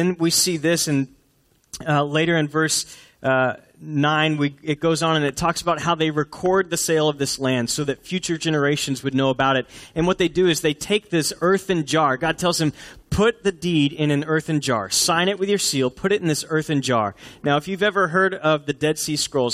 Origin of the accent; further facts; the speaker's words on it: Houston, Texas, United States; I grew up in Houston where there were trees that were planted years and years and years ago